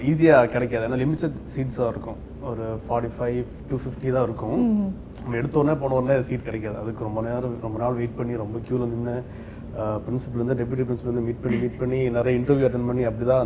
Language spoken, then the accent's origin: Tamil; Kerala, India; also born or lived in Chennai; நான் வந்து சொந்த ஊர் கேரளா ஆனால் படித்தது வந்து எல்லாமே